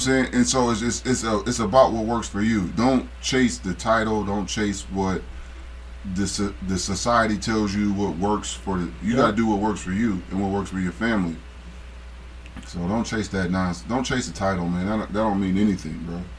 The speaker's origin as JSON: {"language": "English", "town": "Akron", "region": "Ohio", "country": "United States", "said": "I'm from Akron"}